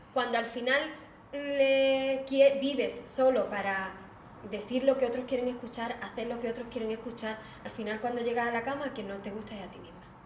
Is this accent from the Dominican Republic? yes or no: no; Algeciras, Andalusia, Spain; yo soy de Algeciras